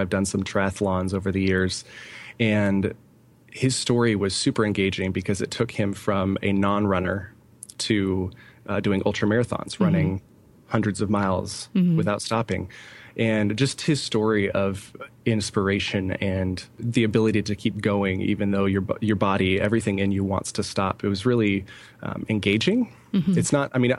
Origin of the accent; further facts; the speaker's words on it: California, United States; moved away as an adult; also born or lived in Coeur d'Alene, Idaho; now in Allentown, United States; both my wife and I are born and raised in California